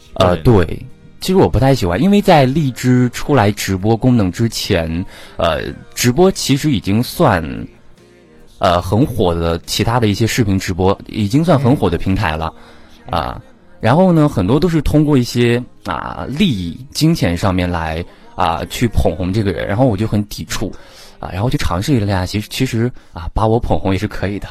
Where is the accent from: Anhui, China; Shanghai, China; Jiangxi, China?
Anhui, China; Chuzhou; 我是安徽滁州的